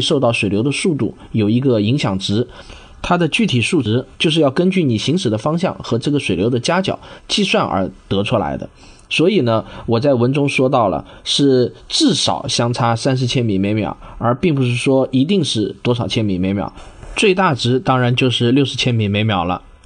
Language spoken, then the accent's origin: Chinese; Jinhua, Zhejiang, China; moved away as an adult; also born or lived in Shaoxing (ancestral); now in Shanghai, China; 我实际上是在浙江金华长到了读大学，然后大学呢就到了上海来读，然后读完大学以后呢就一直留在上海生活、工作，在上海已经生活了整整二十年了。我从小呢生长的环境呢其实是一个叫做核工业部第二六九大队的这么一个大院里头